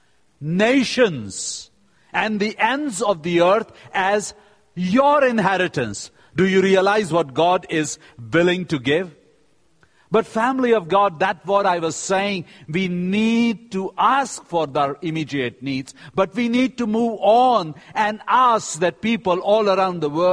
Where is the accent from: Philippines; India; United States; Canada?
India; I am from India